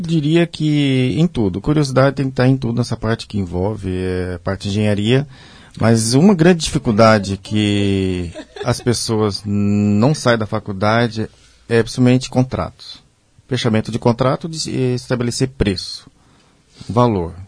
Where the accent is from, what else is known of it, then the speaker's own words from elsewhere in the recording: Pomerode, Santa Catarina, Brazil; also born or lived in Blumenau; sou natural de Pomerode, é a cidade, vamos, digamos, irmã aqui de Blumenau